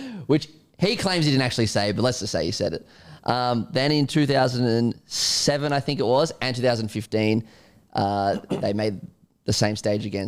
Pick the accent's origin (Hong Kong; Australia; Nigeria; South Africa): Australia; an Australian cricket fan